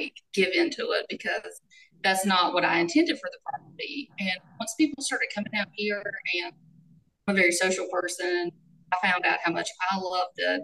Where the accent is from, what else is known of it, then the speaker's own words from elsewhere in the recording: Lee County, North Carolina, United States; I grew up here in Lee County, and my husband is from our neighboring county, Chatham. And so we are still, we're right here in our hometown